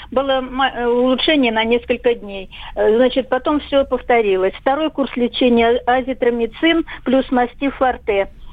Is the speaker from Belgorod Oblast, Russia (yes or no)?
yes; Belgorod, Belgorod Oblast, Russia